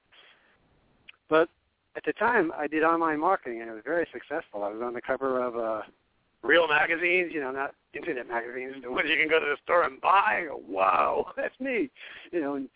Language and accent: English; New York, United States; now in Clifton, United States; I was born and raised in New York